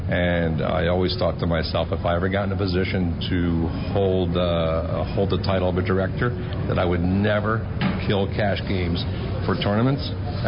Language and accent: English; New Jersey, United States; now in Tampa, United States; I grew up in New Jersey. Hated the winters.